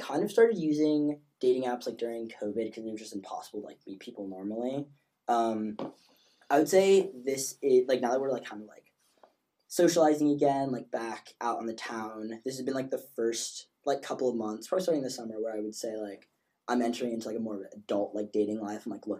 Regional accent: New York City, New York, United States; moved away as an adult; I'm originally from New York. Went to high school at Bronx Science.

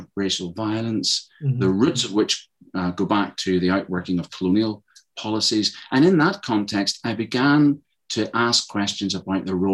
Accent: Northern Ireland, United Kingdom; moved away as an adult; also born or lived in Malaysia / Thailand; when I was growing up in Northern Ireland

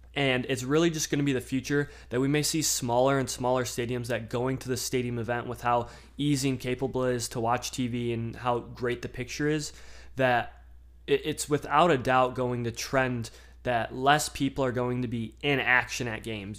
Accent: Michigan, United States; I'm from Michigan

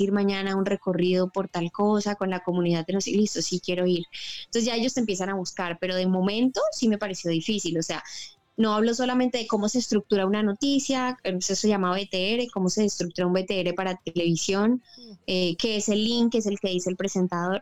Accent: Bucaramanga, Santander, Colombia; moved away; also born or lived in Bogotá; me vuelvo a Bucaramanga

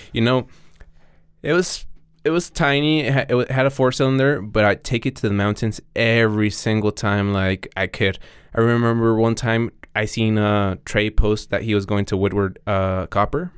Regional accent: Mexico; English is a second language; also born or lived in Arizona / Colorado; now in Denver, United States; I'm a kid from Mexican parents that was born in Arizona and raised in Mexico.

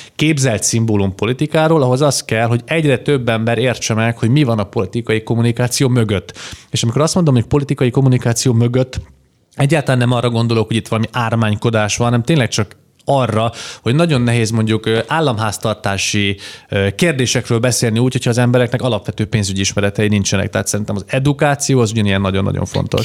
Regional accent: Debrecen, Hajdú-Bihar, Hungary; debreceni vagyok eredetileg

